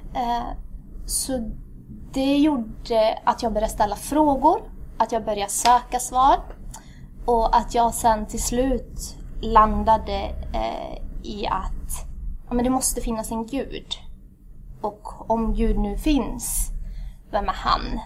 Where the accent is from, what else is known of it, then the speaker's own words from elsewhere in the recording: Värmland, Sweden; also born or lived in Addis Ababa, Ethiopia; jag är född i Addis, Etiopien. Har föräldrar som är ursprungligen ifrån Eritrea. Eh, kom till Sverige när jag var cirka sju, cirkus. Ehm, och sen har jag haft, eh, sen har jag blivit värmlänning.